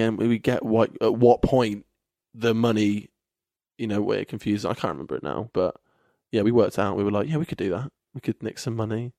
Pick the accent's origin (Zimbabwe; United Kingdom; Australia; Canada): United Kingdom; Kettering, East Midlands; now in Bristol, United Kingdom; Kettering, which is my hometown